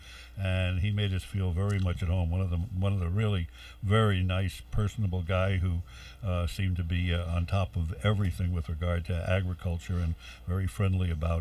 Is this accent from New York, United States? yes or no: yes; New York City, New York, United States; born or raised there; also born or lived in Westchester